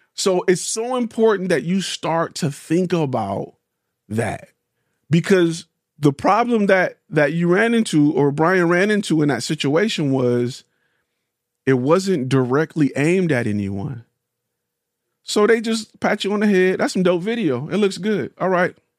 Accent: Detroit, Michigan, United States; I'm a car guy, and I'm from Detroit

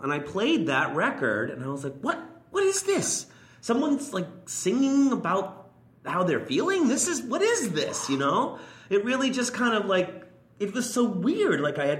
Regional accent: New York City, New York, United States; growing up in Queens, I mean, I lived on 61st Street off of Fresh Pond Road, Myrtle Avenue area.

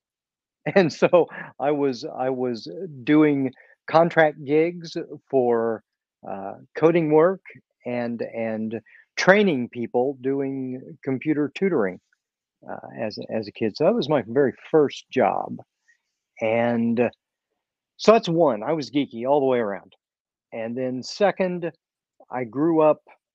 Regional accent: Kansas City, Missouri, United States; also born or lived in England; I was born in the Kansas City area, and I lived here most of my life.

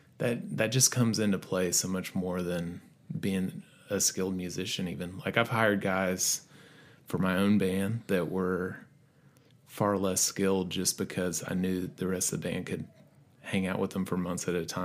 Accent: Johnson City, Tennessee, United States; Mostly East Tennessee, okay. Johnson City, Tennessee.

